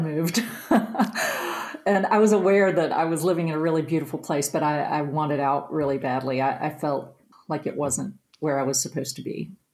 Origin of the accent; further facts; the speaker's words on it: Mount Nebo, West Virginia, United States; I'm from Nicholas County. I lived in Mount Nebo, West Virginia